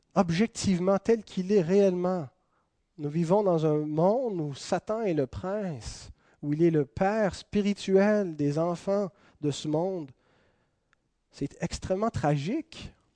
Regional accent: Quebec, Canada; on est canadien. Ensuite, on est québécois

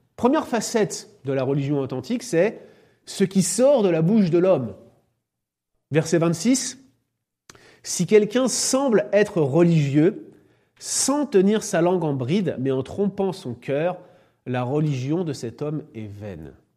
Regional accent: France; en tant que Français, je suis conscient

